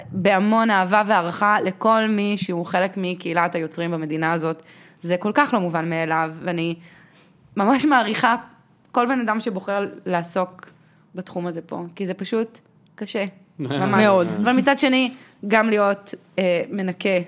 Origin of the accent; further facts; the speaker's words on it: Shoham, Central District, Israel; אני לא יודעת, אני גדלתי בשוהם, אין אצלנו דברים.